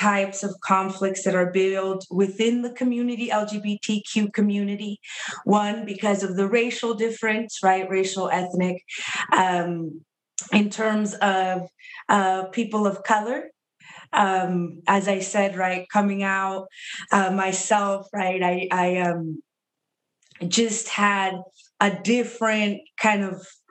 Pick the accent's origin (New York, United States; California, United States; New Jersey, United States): California, United States; Kind of second generation in terms of being born and raised in California in the Southwest